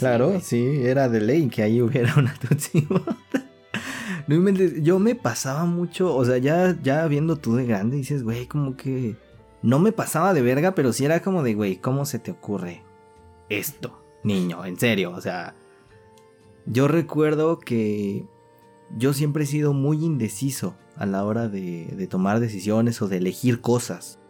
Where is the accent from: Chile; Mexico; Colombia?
Mexico; aquí en México